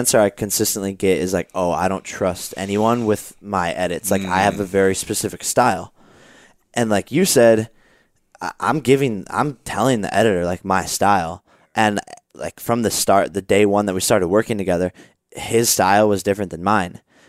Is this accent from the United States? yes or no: yes; Ohio, United States; So we were 10 years old, like playing football, like every Ohioan, including yourself.